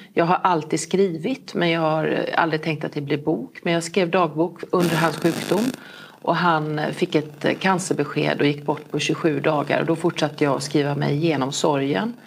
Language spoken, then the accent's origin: Swedish; Falkenberg, Halland County, Sweden; also born or lived in Kungsbacka / Halmstad; jag är ju född i Kungsbacka, uppväxt i Falkenberg, jag har gått gymnasiet i eh, Halmstad